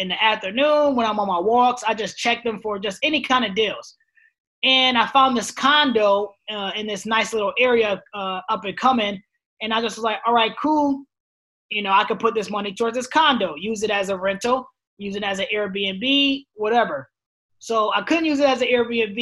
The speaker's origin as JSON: {"language": "English", "region": "New York", "country": "United States", "moved": "yes", "said": "my home state, which is New York"}